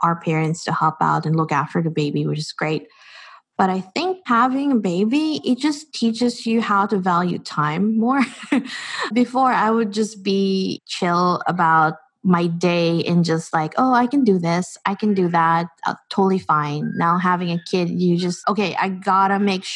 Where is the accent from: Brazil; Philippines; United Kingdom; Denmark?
Philippines; moved away as an adult; now in New Zealand; growing up in the Philippines and just being an immigrant in this country